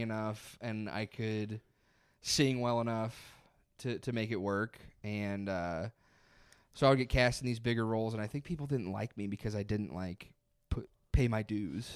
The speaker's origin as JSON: {"language": "English", "area": "near Hillsboro", "region": "Missouri", "country": "United States", "tie": "born or raised there", "also_born_or_lived": "Columbia, Missouri / Springfield, Missouri / Chicago, Illinois", "lives_now": "St. Louis, United States", "said": "Hillsborough was, like, twenty-five minutes from my hometown"}